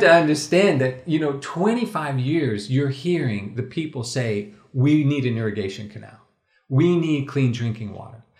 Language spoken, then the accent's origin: English; United States; as an American, as a non-Moroccan